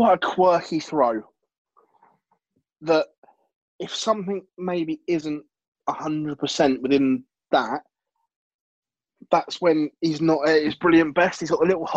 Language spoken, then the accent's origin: English; England, United Kingdom; as a race, we're quite arrogant being English